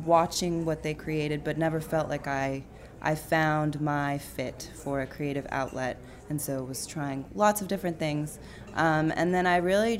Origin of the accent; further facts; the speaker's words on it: Austin, Texas, United States; I moved back to my hometown of Austin, Texas